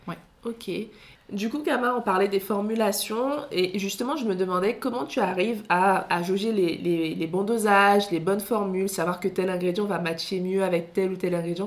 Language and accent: French; Mali; first language Soninke; French is a second language; Je suis malienne, donc je parle le dialecte du Soninké